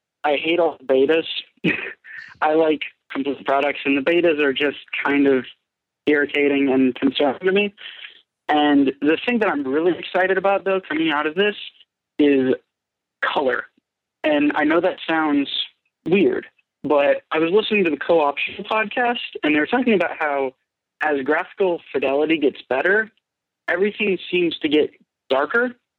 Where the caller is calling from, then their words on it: Tennessee, United States; I'm calling from Tennessee